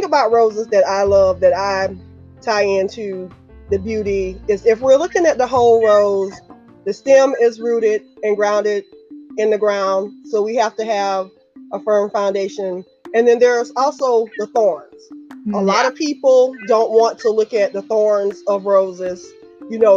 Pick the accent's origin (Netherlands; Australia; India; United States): United States; South Carolina; I'm from South Carolina, so I'm a Southern person.